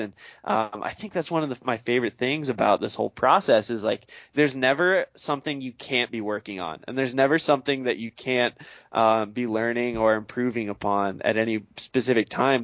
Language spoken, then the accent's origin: English; eastern Oregon, United States; moved away; my home state of Oregon, uh, grew up on the east side there